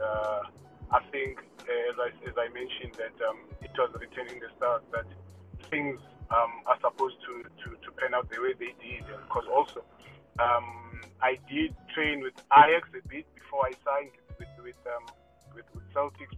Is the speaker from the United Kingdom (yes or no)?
no; Cape Town, Western Cape, South Africa; growing up in Khayelitsha